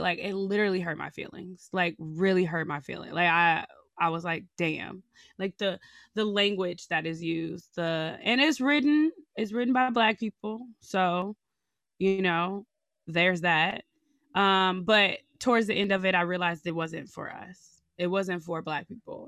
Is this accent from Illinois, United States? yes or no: yes; Chicago, Illinois, United States; moved away; I'm from Chicago, and, uh, I'm black from Chicago